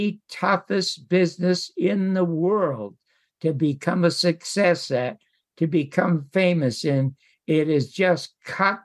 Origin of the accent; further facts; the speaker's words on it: Toronto, Ontario, Canada; moved away as an adult; also born or lived in Las Vegas; now in United States; I was born in the Salvation Army Charity Ward in Toronto, Canada, to two parents